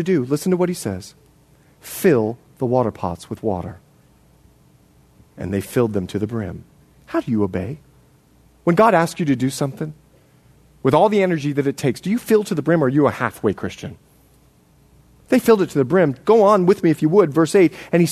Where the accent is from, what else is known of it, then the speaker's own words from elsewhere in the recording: Bahamas; moved away; also born or lived in Florida, United States / Montana, United States; I was born in the Bahamas, raised there and Florida